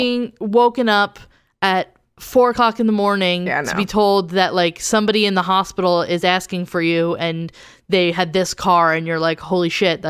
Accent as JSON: {"language": "English", "region": "New Jersey", "country": "United States", "said": "I'm from New Jersey, so I say everything wrong."}